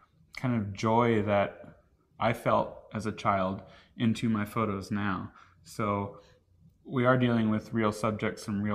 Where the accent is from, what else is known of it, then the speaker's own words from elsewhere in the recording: Oklahoma, United States; I grew up in Oklahoma